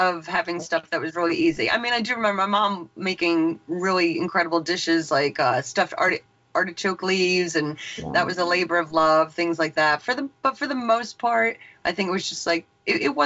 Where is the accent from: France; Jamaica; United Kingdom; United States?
United States; Long Island, New York; moved away as an adult; now in Eastern Pennsylvania, United States; I'm originally from Long Island, New York. I live in Eastern Pennsylvania now